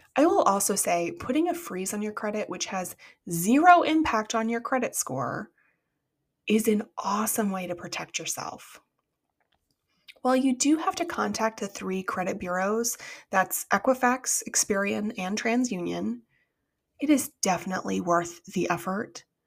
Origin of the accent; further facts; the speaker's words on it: United States; As an American